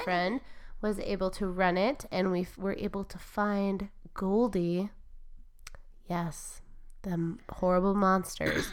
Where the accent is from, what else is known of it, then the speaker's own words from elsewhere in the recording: Michigan, United States; I'm from Michigan and I overpronounce vowels